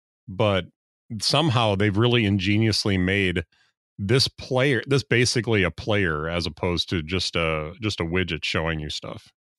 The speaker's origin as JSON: {"language": "English", "country": "United States", "said": "it doesn't look right to me as an American to have a U in there."}